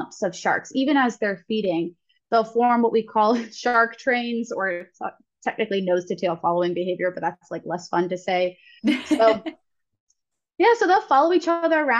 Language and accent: English; Ohio, United States; moved away; I'm actually from Ohio